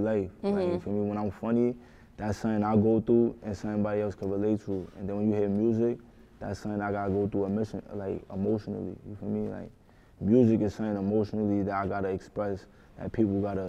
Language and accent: English; New York City, New York, United States; I'm from the Bronx